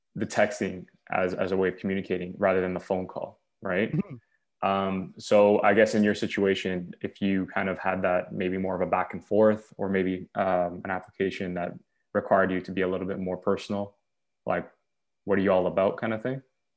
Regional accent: Canada; As a Canadian

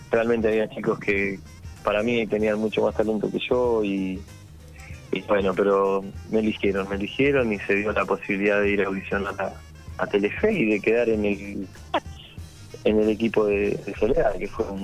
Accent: La Plata, Buenos Aires Province, Argentina; Mira, eh, yo soy platense y un día voy a ver una banda allá en La Plata

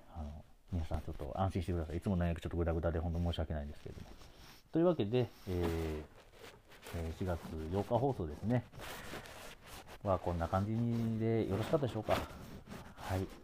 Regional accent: Osaka, Japan; 僕大阪出身なもんで

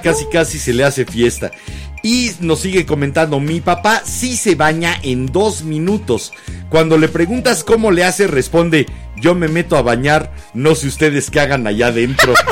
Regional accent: Mexico City, Mexico; De la H Ciudad de México.

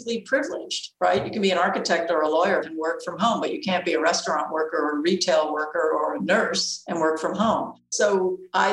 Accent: New York City, New York, United States; I grew up in Queens

